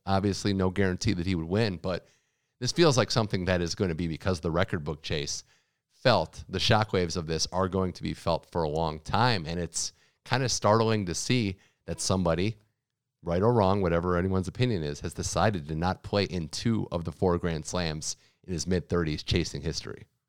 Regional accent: United States; as an American

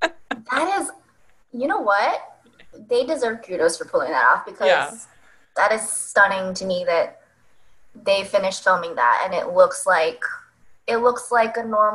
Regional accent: Northern California, United States; I'm from Northern California

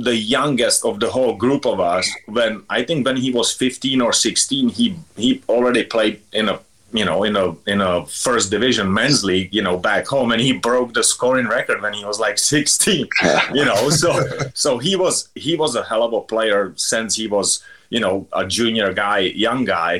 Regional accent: Litvínov, Ústí nad Labem Region, Czechia; English is a second language; moved away as an adult; I grew up playing in Litvinov. It's, you know, small little town back home

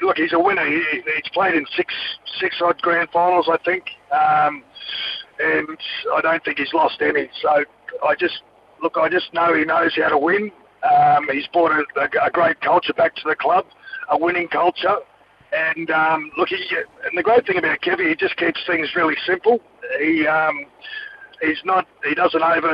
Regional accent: Queensland, Australia; being a Queenslander, a young kid growing up in Queensland

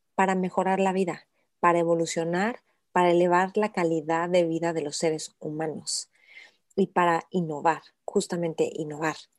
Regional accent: Mexico

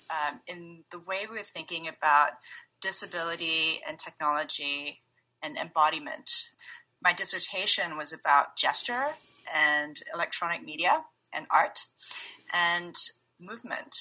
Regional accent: Singapore; now in San Francisco Bay Area, United States; I'm currently based in the Bay Area, but I'm originally from Singapore.

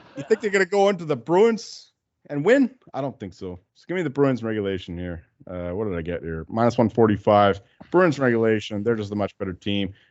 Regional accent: Canada; We're Canadian here.

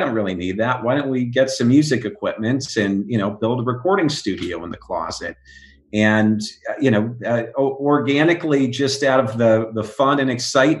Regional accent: Oregon, United States; now in Los Angeles, United States; I grew up in Oregon, rock climbing, canyoneering

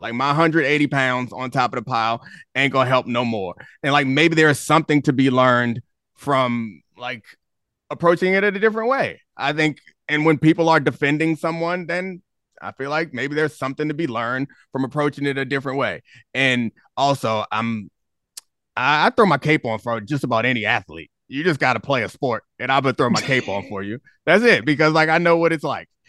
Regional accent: Baltimore, Maryland, United States; I grew up in Baltimore

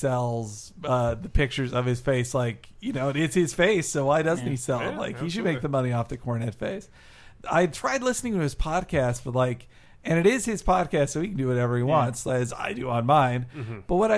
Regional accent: Arkansas, United States; I'm from Arkansas.

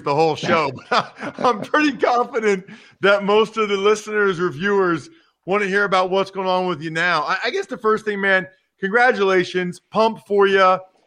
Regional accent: Wyomissing, Pennsylvania, United States; current NFL player from my hometown

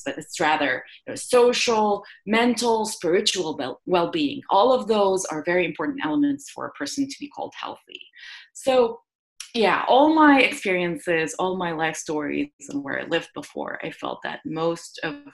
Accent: Jordan; moved away as an adult; also born or lived in Iowa, United States; now in San Diego, United States; I grew up in the Middle East in a country where, you know, public health was not a distinct science, but there were a lot of social determinants of health, if you want, such as living in a war zone. You know, we're in a country in Jordan

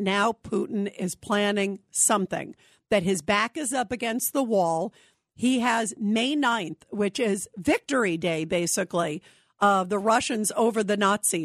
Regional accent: United States; as an American

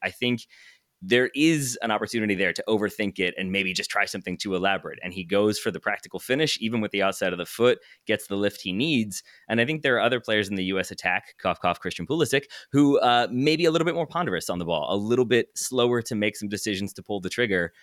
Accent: Richmond, Virginia, United States; the Richmond Kickers, who are in the third division of uh, American soccer, and that is my hometown club

